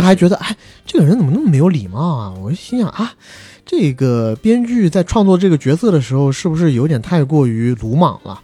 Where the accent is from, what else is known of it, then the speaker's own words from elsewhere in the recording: China; moved away as an adult; 我们在成年之前，基本上都是在国内长大的孩子